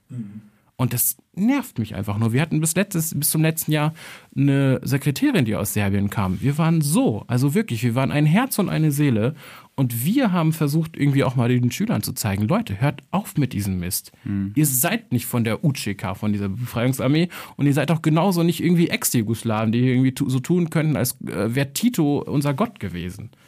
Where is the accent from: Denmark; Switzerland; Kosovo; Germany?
Kosovo; ich als Kosovare, der jetzt irgendwie sich nicht als besonders nationalstolz, sondern eher als tolerant bezeichnen würde